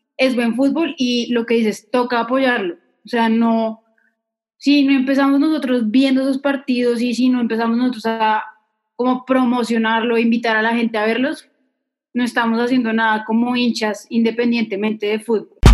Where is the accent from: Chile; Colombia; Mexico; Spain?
Colombia; Manizales, Caldas; yo nací en Manizales